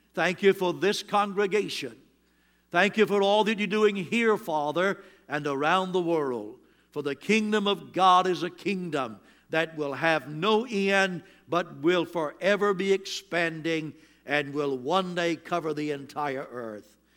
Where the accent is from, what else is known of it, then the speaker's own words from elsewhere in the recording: Williamston, North Carolina, United States; I'm from Williamston, North Carolina, but there's a place in that town called Doodle Hill. And that's where I come from.